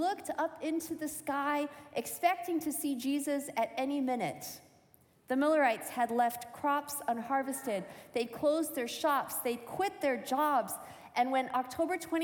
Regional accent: Michigan, United States; as a teenager growing up in Michigan, in the Adventist church

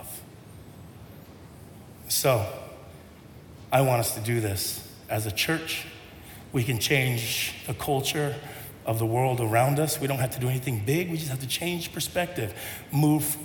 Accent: United States; I'm pretty Tongan, but I grew up here in America.

